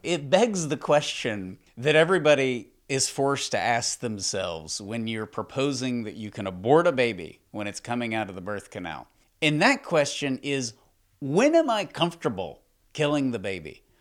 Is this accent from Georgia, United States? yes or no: no; Texas, United States; I'm from Texas